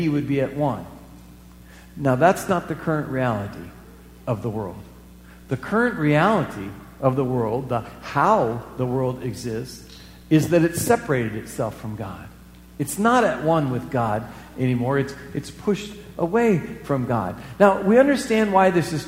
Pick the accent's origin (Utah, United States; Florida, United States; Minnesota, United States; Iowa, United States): Iowa, United States; moved away as an adult; also born or lived in the West (US); I moved away from Iowa for pretty much the 80s, and there were three reasons why I lived in the West for those 10 years